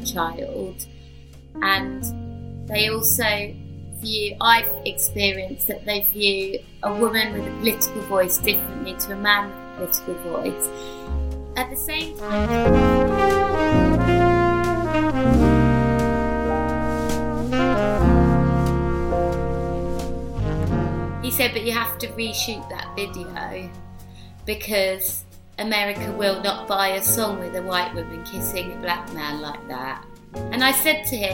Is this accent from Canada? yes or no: no; London, United Kingdom; I was born and raised in Hackney